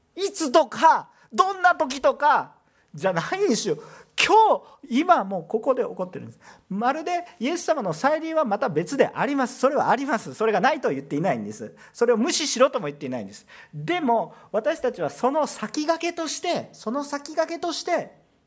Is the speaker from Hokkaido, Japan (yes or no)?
no; Osaka, Japan